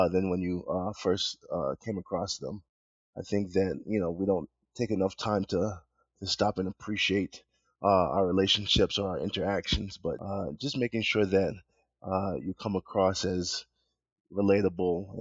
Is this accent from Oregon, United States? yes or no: no; New York, United States; moved away; also born or lived in Georgia; Parents are Jamaican. I was born in New York